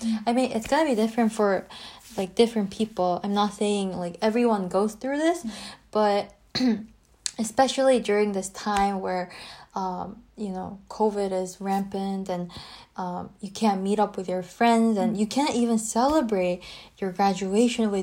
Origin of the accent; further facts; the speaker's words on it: Seoul, South Korea; moved away as an adult; also born or lived in Abu Dhabi; my hometown, Seoul